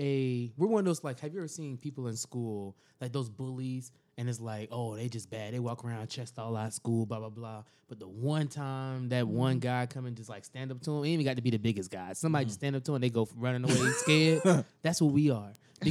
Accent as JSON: {"language": "English", "country": "United States", "said": "we're American to a certain extent"}